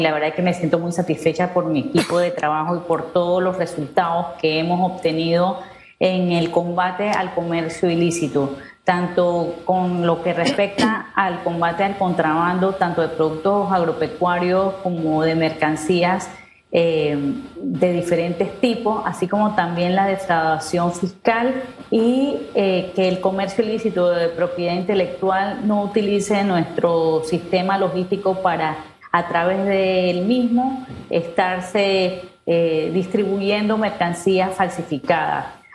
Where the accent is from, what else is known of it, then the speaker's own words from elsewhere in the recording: Panama; nosotros como panameños